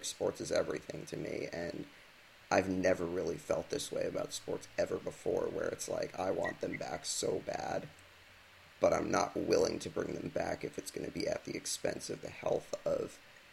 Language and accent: English; United States